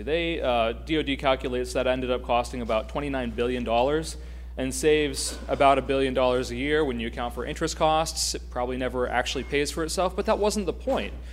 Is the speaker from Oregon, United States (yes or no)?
no; Pennsylvania, United States; my home state of Pennsylvania